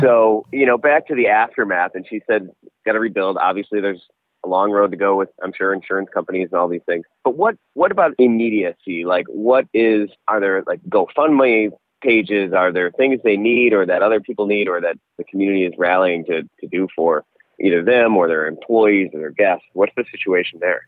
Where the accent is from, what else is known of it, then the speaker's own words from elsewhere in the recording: Door County, Wisconsin, United States; when you're growing up in Door County